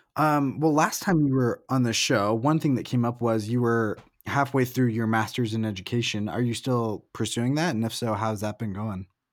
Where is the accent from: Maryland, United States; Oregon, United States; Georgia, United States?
Oregon, United States; Salem; moved away as an adult; also born or lived in Portland, Oregon / Salt Lake City; I'm from Salem and went to college in Portland before moving to Salt